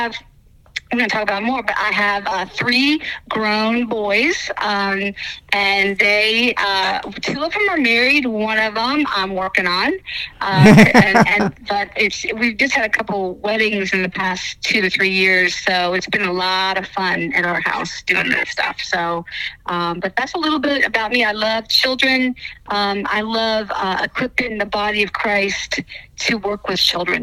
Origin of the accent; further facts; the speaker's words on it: Pennsylvania, United States; like you said, CEO of Bible to School. And I'm from Pennsylvania, and I was a Navy wife.